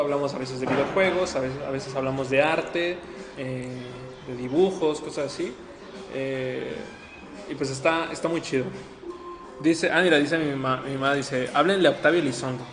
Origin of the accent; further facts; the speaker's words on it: Guadalajara, Jalisco, Mexico; soy de aquí de Guadalajara